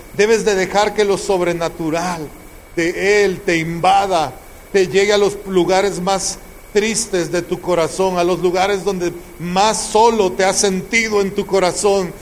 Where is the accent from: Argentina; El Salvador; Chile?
El Salvador; moved away; En el tiempo que estaba la guerra e-, en mi tierra, en El Salvador, una bala perdida pasó al lado de mi cabeza